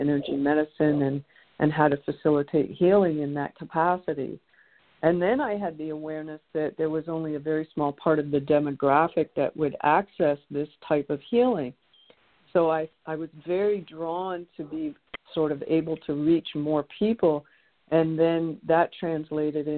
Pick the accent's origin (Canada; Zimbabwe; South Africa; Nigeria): Canada; Toronto, Ontario; I was the third child of three children in an Irish Catholic home growing up in Toronto.